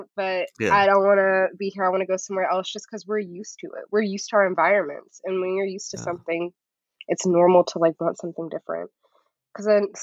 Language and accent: English; Chattanooga, Tennessee, United States; also born or lived in Atlanta; I grew up in Chattanooga, Tennessee